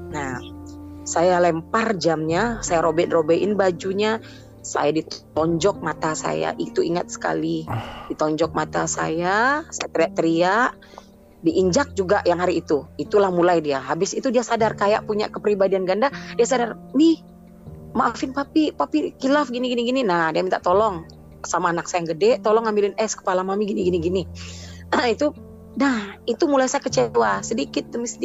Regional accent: Sumatra, Indonesia; moved away as an adult; di Sumatera di Sumatera pokoknya saya dulu mm. di Sumatera lalu hijrah ke sini mm. suami bawa saya tahun 2015 ke sini

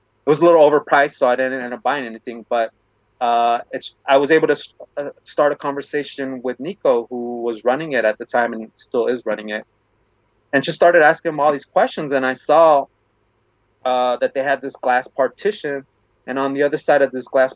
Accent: Bell, California, United States; I'm a Chicano from Bell

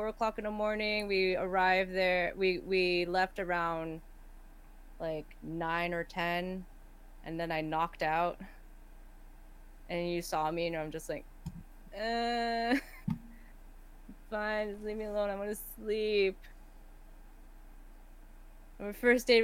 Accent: Canada; I am not from here. I'm from Canada

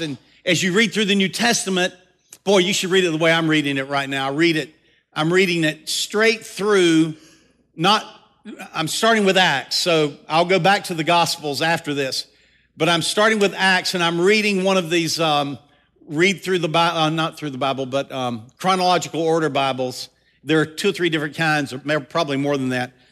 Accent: the South, United States; accent: Southern; I'm a Southern boy. I'm, I'm really Southern to the core. I just, I try not to let my accent get too

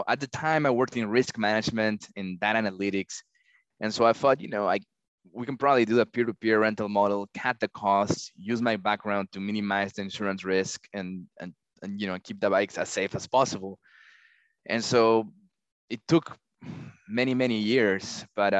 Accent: Peru; moved away as an adult; also born or lived in Texas, United States; now in United States; I was born in Texas, but I grew up in Peru, hence the accent, you know, and I moved back to the United States for college

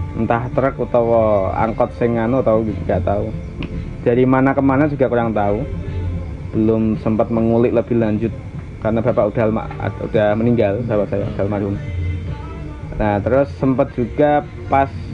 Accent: Pati, Central Java, Indonesia; saya lahir di Desa Cebulek, Cebulek Kidul, Kecamatan Margoyoso Pati

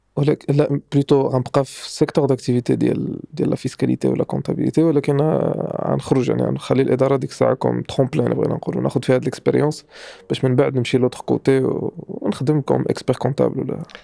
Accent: Morocco; احنا للاسف في المغرب

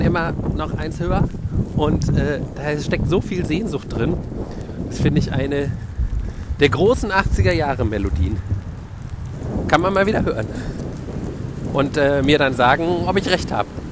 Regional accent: Wiesbaden, Hesse, Germany; moved away as an adult; also born or lived in Stuttgart; now in Berlin, Germany; Da habe ich so halb in Stuttgart und halb in meiner Heimatstadt Wiesbaden gewohnt

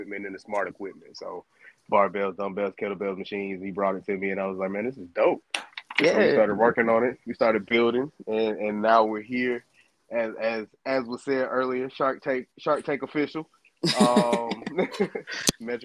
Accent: Decatur, Georgia, United States; moved away as an adult; also born or lived in Missouri; I'm from Decatur, Georgia. Grew up in Georgia, right around Atlanta.

